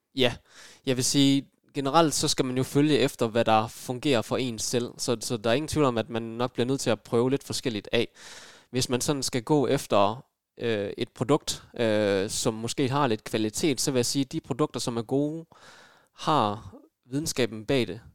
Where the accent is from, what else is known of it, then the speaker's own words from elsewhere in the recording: Aarhus, Central Denmark Region, Denmark; jeg er født og opvokset i Aarhus